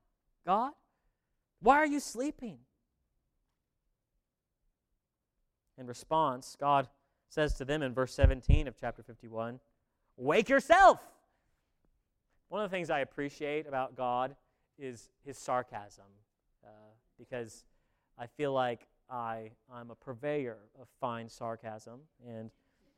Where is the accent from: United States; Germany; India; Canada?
United States; Virginia; I'm an East Coast elitist and I come from Virginia